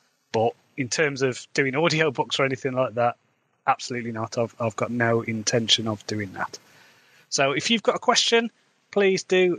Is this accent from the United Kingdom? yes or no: yes; Midlands, England, United Kingdom; accent: Midlands; I've got a Midlands accent